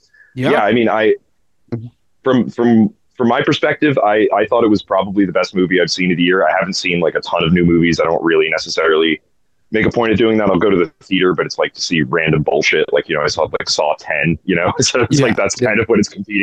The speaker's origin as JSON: {"language": "English", "country": "United States", "said": "as like an American"}